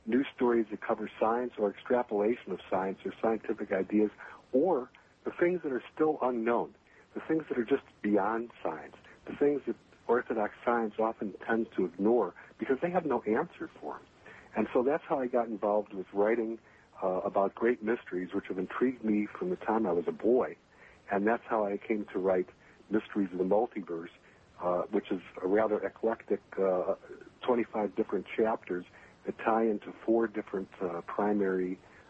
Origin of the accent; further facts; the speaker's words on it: Chicago, Illinois, United States; moved away as an adult; also born or lived in Minnesota / West Coast / Las Vegas / New York City; I was born in Minnesota, but I grew up in the Chicagoland area where I happen to be right now.